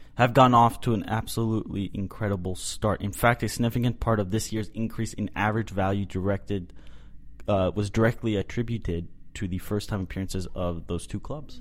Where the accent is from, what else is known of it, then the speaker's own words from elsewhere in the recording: Boston, Massachusetts, United States; now in Dallas, United States; I'm originally from Boston